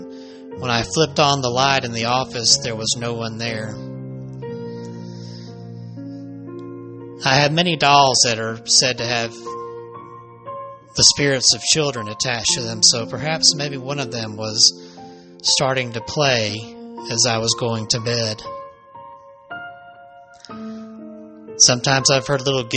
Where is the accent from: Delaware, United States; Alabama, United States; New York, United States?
Alabama, United States; my home state of Alabama